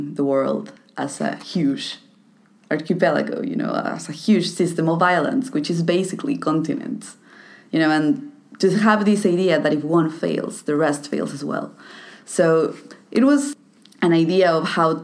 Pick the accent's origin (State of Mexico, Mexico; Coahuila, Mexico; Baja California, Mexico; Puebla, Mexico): State of Mexico, Mexico; Toluca; my hometown, Toluca